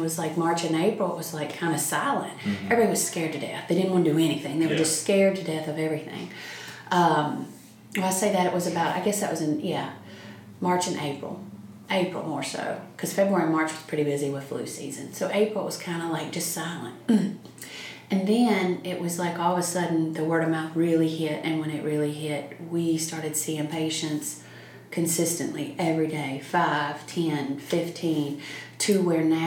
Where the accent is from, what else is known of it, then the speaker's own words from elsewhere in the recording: Wythe County, Virginia, United States; also born or lived in Bristol, Tennessee / Roanoke, Virginia; now in Franklin County, United States; Wythe County where I grew up